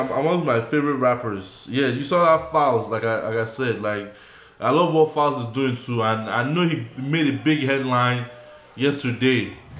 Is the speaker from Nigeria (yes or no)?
yes; Nigeria; moved away; Nigerians, though, because I'm a Nigerian.